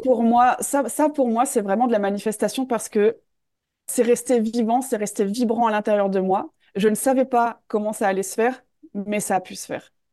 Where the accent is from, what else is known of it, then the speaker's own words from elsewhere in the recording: north of France, France; moved away as an adult; also born or lived in Australia / Switzerland; je suis originaire du nord de la France